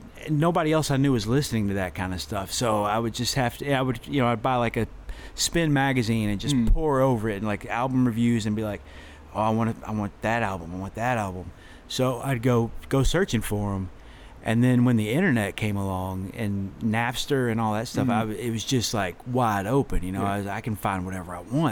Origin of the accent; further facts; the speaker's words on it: Cranfills Gap, Texas, United States; I grew up in Cranfield's Gap